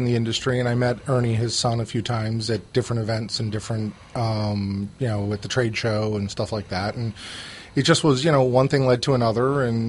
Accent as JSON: {"language": "English", "town": "Boston", "region": "Massachusetts", "country": "United States", "tie": "born or raised there", "moved": "yes", "lives_now": "Florida, United States", "said": "I was born up there and grew up in Boston, so I was kind of used to the Northeast."}